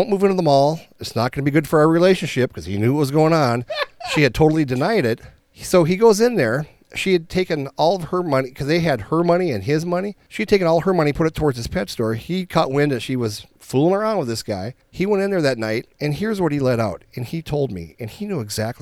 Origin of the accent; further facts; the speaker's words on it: Minnesota, United States; we're from Minnesota.